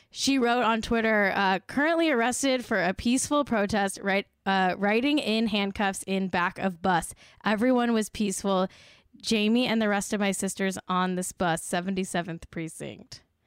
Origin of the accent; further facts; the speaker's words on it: Los Angeles, California, United States; my hometown, L